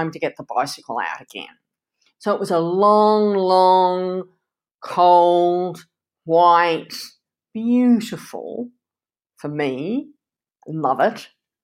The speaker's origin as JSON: {"language": "English", "country": "Canada", "tie": "born or raised there", "said": "growing up in Canada."}